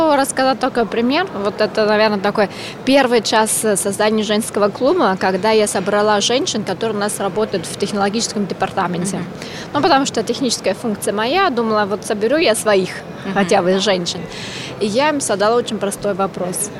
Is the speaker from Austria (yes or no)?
yes; Austria; Russian is a second language; now in Russia; я ещё и иностранка. Я родилась в Австрии, я работаю в России